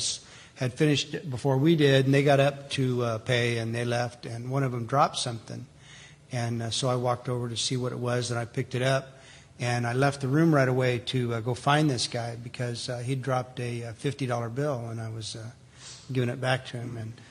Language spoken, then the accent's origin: English; California, United States; moved away; I moved here in August of 2001. I came from Southern California.